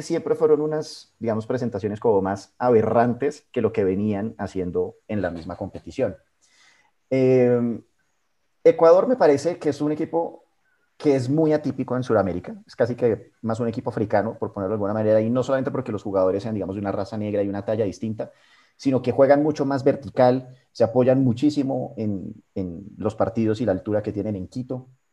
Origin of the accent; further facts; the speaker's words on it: Colombia; nosotros como colombianos